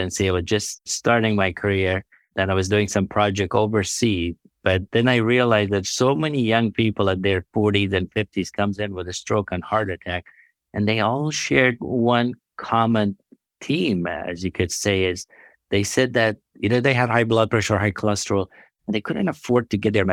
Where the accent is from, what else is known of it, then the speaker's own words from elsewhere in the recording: Afghanistan; now in United States; I'm from Afghanistan. I was born in a place where healthcare system was non-existent